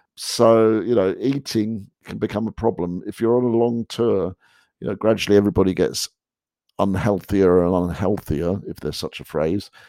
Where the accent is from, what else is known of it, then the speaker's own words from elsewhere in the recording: England, United Kingdom; moved away as an adult; now in United States; I, I, was unaware of that growing up in England